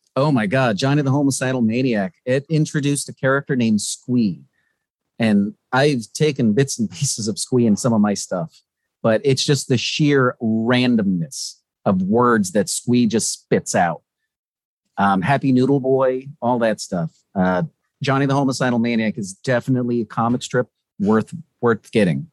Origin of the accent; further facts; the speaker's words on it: West Palm Beach, Florida, United States; also born or lived in Ocala, Florida; I grew up in Florida. Um, I was actually born near Ocala, which is the middle of fucking nowhere. Uh, you basically have more alligators than people. And I was raised in the West Palm Beach area.